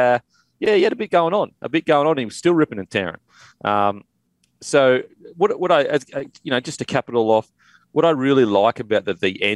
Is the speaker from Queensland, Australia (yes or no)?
yes; Queensland, Australia; as a Queenslander